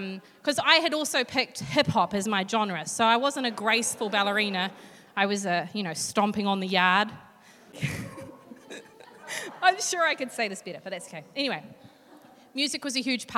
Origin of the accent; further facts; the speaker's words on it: Hastings, Hawke's Bay, New Zealand; now in Hamilton, New Zealand; But I grew up in Hawke's Bay in a little suburb called Flaxmere.